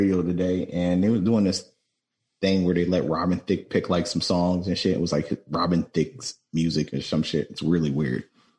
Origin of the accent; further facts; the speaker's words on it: East Coast, United States; We're from East Coast, like we're low lifes on the East Coast